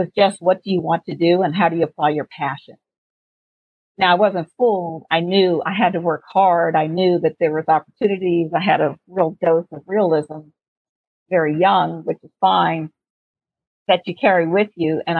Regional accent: Washington, District of Columbia, United States; I'm from Washington, D.C.

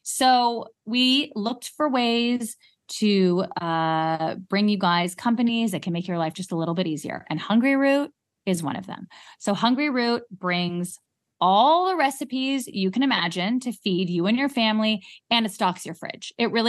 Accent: London, United Kingdom; I'm going to get a spray tan in London because I came from London.

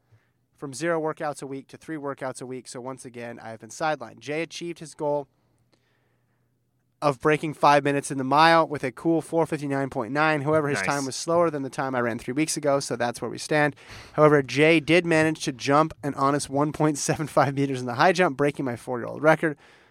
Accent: England, United Kingdom; now in Shetland, United Kingdom; Here's where I have to confess that I'm actually … from England, but now in Shetland.

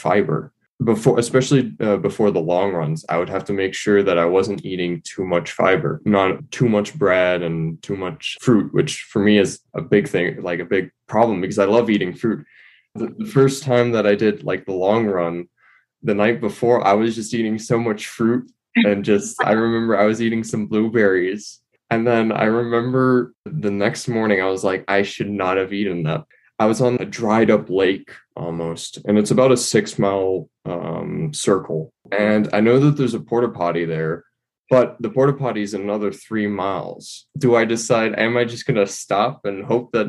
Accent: New York City, New York, United States; moved away as an adult; now in Boulder, United States; I'm from New York City, but I'm living in Boulder right now because, of course, I'm studying

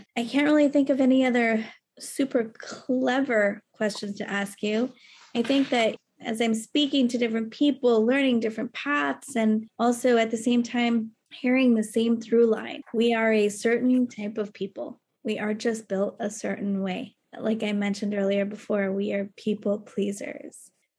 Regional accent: Texas, United States; now in New York, United States; I am a Texan.

